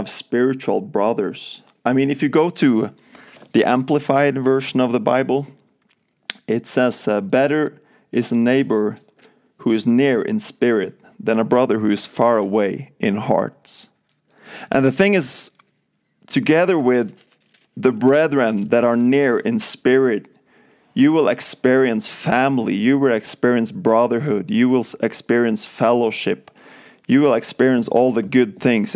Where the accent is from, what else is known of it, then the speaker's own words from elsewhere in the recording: west coast of Norway, Western Norway, Norway; moved away as an adult; now in United States; So I'm from Norway, from the west coast of Norway, southern part.